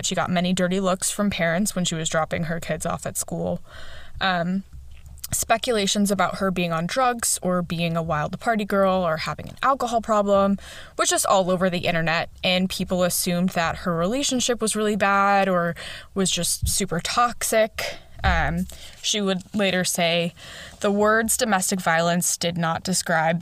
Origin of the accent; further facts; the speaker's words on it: Chicago, Illinois, United States; accent: Chicagoan; my Chicagoan accent comes out